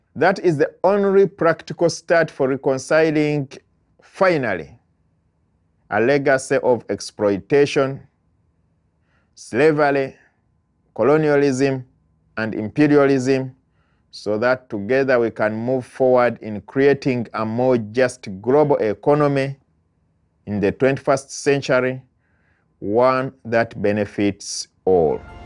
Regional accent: Uganda; moved away as an adult; now in United States

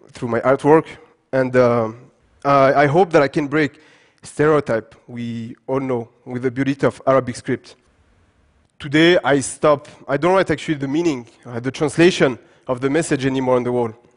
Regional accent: Paris, Île-de-France, France; English is a second language; also born or lived in Gabes, Tunisia; I was born and raised in France, in Paris

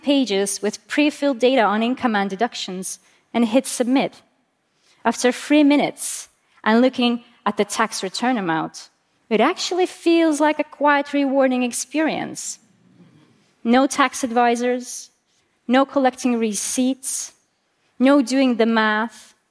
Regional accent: Estonia; I'm from Estonia

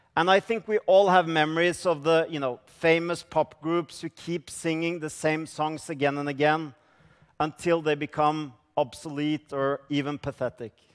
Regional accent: Norway; I come from Norway

